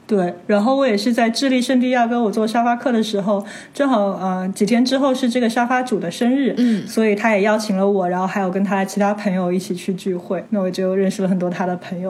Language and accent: Chinese; China; 所以我们中国人如果有老外过来，然后他们跟我们说句句中文，那我们也都会觉得很开心